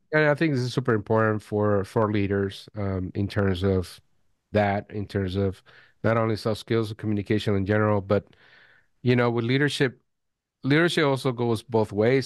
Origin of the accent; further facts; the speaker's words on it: Venezuela; I was born in Venezuela